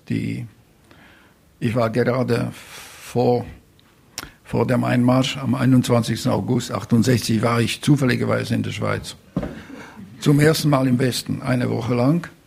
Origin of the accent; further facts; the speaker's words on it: Košice, Košice Region, Slovakia; Und so erfuhr ich etwa um halb fünf morgen, dass die Russen in Koschice, in meiner Heimatstadt, äh, angekommen sind.